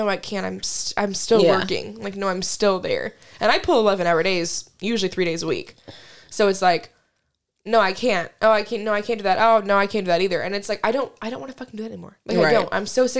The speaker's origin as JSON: {"language": "English", "region": "Kansas", "country": "United States", "said": "I'm from Kansas"}